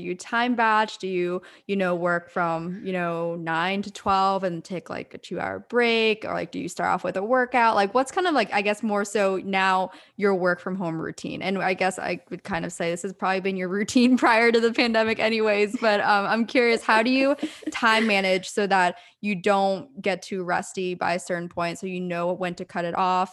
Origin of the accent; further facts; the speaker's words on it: Pennsylvania, United States; also born or lived in Orange County, California; now in Los Angeles, United States; I grew up in Pennsylvania, then hopped over to SoCal, started out in O C first, and then made my way up to L A.